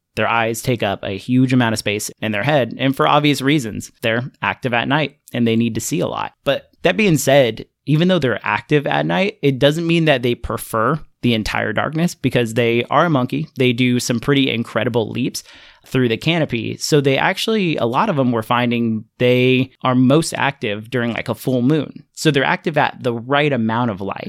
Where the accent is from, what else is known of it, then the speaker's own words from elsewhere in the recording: Fresno, California, United States; I grew up in Central California